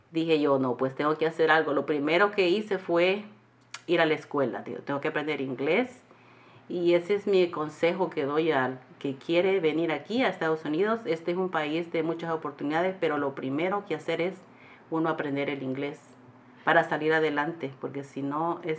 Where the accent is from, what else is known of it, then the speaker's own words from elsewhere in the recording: El Salvador; now in United States; soy del Salvador